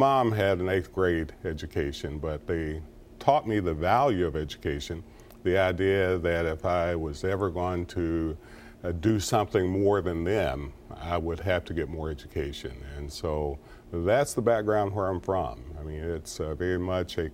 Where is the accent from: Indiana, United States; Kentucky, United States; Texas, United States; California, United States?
Kentucky, United States; Clay County; I'm from Clay County, Kentucky. My father was a coal miner.